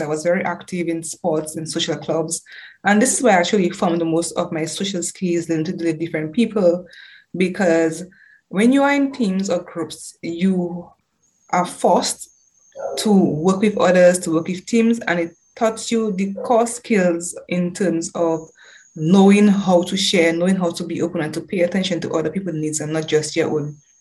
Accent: Dominica; also born or lived in United Kingdom; growing up in Dominica

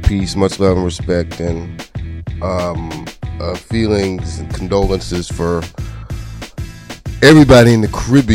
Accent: New Jersey, United States; I grew up around Haitians when I was in Jersey growing up.

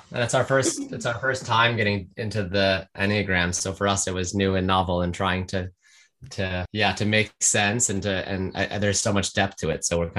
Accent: United States; moved away as an adult; now in London, United Kingdom; I've been living in London for 5.5 years, American originally, as most listeners can tell from my accent.

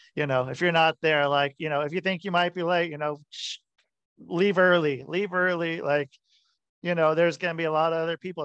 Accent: Portland, Oregon, United States; I grew up in Portland

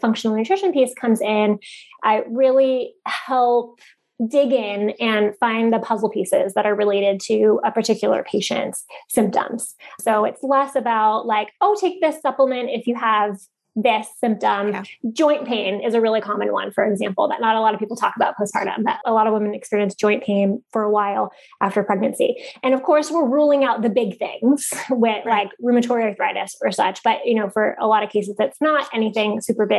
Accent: Bay Area, California, United States; also born or lived in San Francisco; now in San Diego, United States; I'm from the Bay Area and lived in San Francisco for a long time

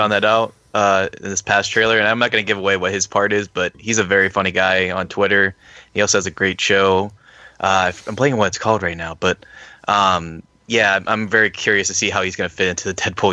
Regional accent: Pittsburgh, Pennsylvania, United States; I'm from Pittsburgh.

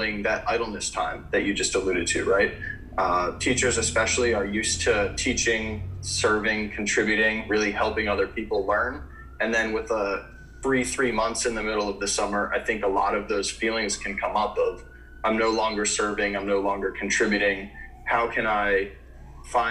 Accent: United States; growing up in America

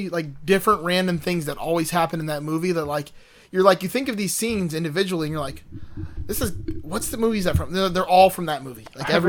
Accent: Miami, Florida, United States; I'm a Dolphins fan. I know this, and I grew up in Miami.

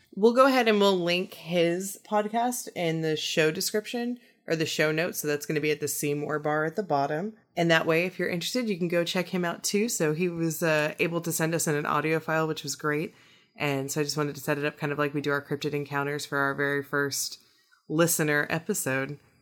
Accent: Midwest, United States; now in Corpus Christi, United States; I grew up in the Midwest

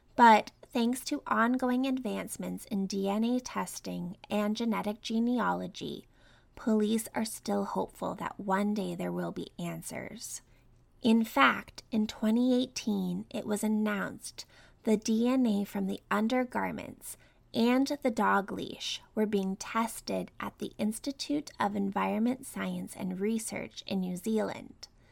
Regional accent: Canada; I grew up in Canada

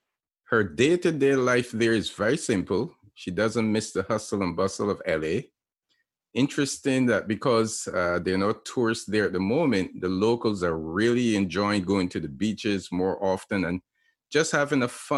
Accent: Barbados; I am from Barbados.

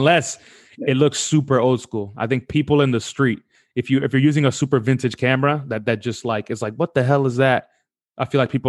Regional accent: New York City, New York, United States; moved away as an adult; now in London, United Kingdom; I just love talking to people that are from where I'm from. You know, like I said, I'm not from Newark and he's not from New York

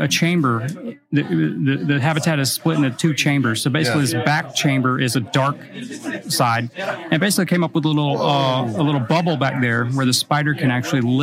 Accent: Florida, United States; I grew up down in Florida

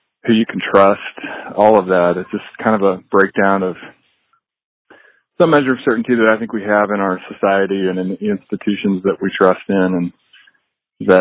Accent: Amarillo, Texas, United States; I live in Amarillo, Texas, and I own a part owner of a restaurant here, and also just grew up here

